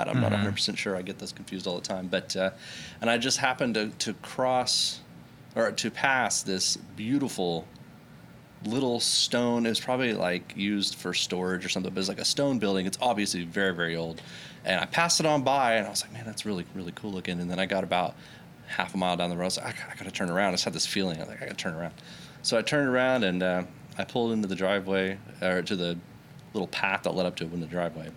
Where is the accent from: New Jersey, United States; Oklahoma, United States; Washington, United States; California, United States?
Oklahoma, United States; also born or lived in Missouri / Arizona; I essentially born and raised in Oklahoma.